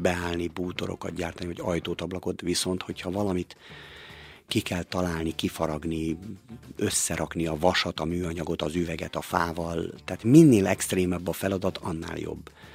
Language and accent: Hungarian; Balassagyarmat, Nógrád, Hungary; now in Békéscsaba, Hungary; Én Palóc vagyok, én Balasa gyarmaton születtem